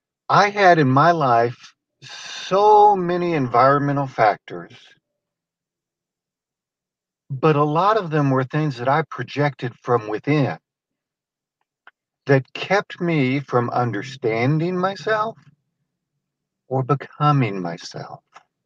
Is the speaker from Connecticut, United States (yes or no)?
no; California, United States; born there; I was born in California, and we actually, after that, lived there a couple of more times. But I really don't consider myself a Californian.